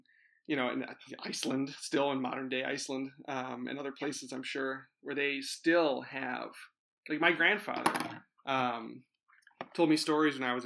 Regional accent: United States; I'm an American

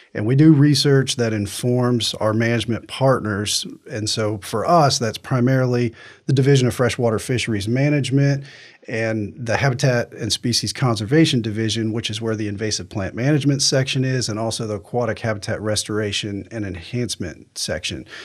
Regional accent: Virginia, United States; moved away as an adult; now in Florida, United States; grew up fishing on the Potomac River. I'm from Virginia.

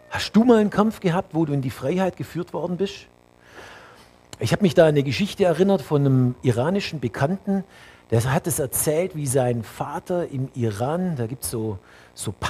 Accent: Bavaria, Germany; Für mich als Allgäuer, ne, die Berge im Allgäu bei Winter.

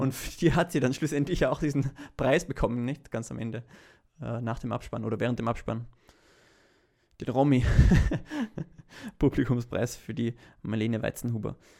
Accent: Vienna, Austria; wir als Wiener, die mitten äh, im 20. Bezirk leben

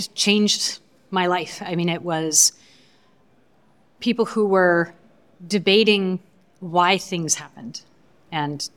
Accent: Canada; I was born in Canada. I am a Canadian

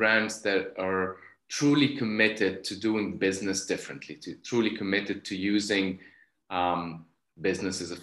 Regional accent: Cairo, Cairo Governorate, Egypt; moved away; I was born and raised in Cairo, Egypt

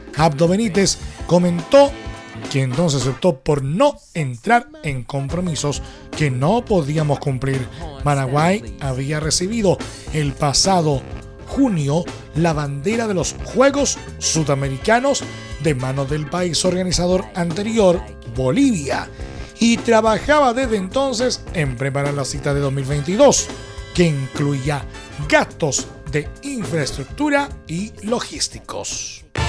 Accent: Chile

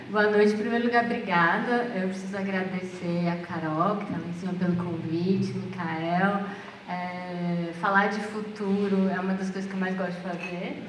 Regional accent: Brazil; A gente, como brasileiro

